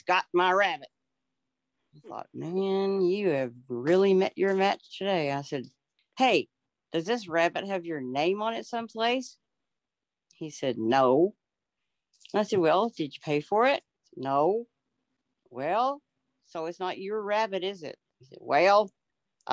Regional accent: Texas, United States; now in Oklahoma, United States; I'm from Texas, but I live in Oklahoma right now

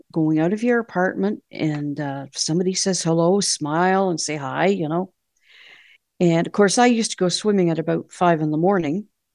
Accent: Canada

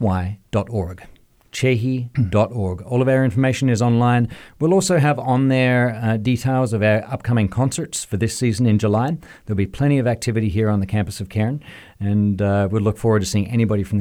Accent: Australia; moved away; And the number one reason I came here from Australia was, as I was looking at a calling in my life, whether it was to pastoral ministry, to music

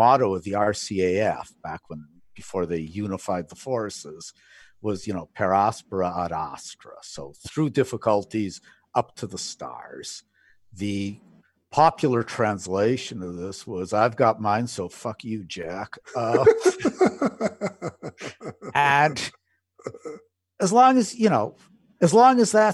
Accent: Alberta, Canada; I grew up in Alberta, in a smaller town

